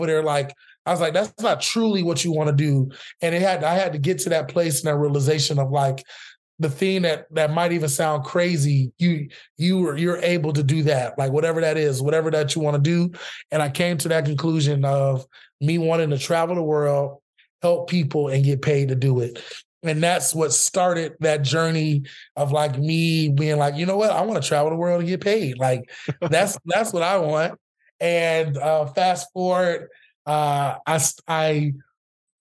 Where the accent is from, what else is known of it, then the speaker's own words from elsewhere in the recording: Orlando, Florida, United States; now in Austin, United States; I'm from Orlando, Florida, originally Mickey Mouse country.